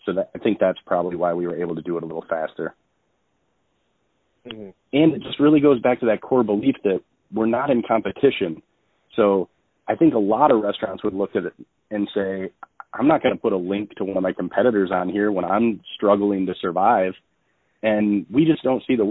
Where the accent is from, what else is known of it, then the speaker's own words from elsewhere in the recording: Holt, Michigan, United States; I grew up in Holt. We've lived here our entire lives